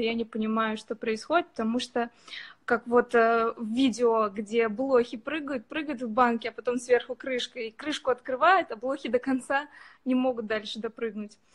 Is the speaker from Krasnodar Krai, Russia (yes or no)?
no; Ufa, Bashkortostan, Russia; now in Saint Petersburg, Russia; Я вообще из Уфы